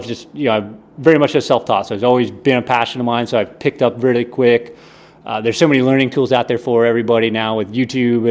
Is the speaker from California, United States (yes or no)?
no; Hobe Sound, Florida, United States; also born or lived in Tampa; It's a real small beach town called Hobe Sound, Florida